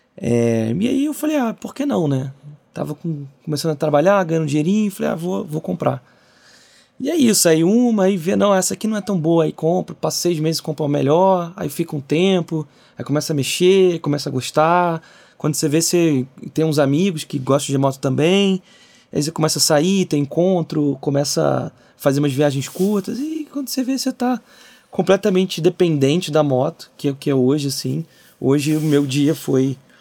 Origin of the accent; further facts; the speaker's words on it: Rio de Janeiro, Brazil; eu sou do Rio